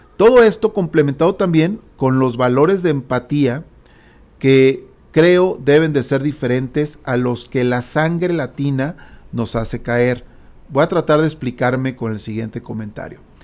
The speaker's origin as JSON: {"language": "Spanish", "country": "Mexico", "said": "Como buen mexicano que yo soy"}